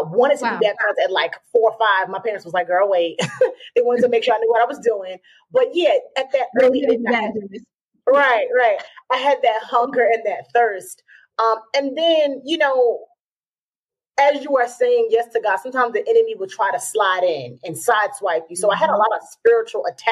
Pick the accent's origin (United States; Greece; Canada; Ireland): United States; Georgia; I was raised in Georgia